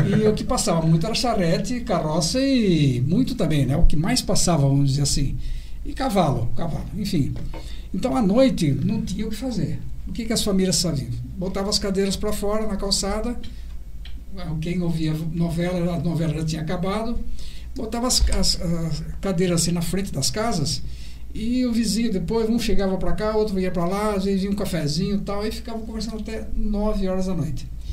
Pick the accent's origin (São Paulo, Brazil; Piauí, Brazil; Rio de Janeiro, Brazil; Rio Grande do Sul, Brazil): São Paulo, Brazil; Bariri; born or raised there